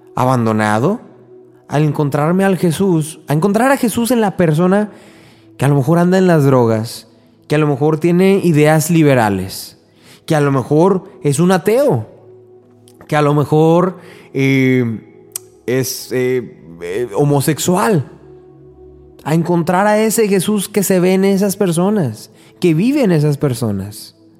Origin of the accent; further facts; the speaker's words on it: Mexico; en mi, en mi país, en México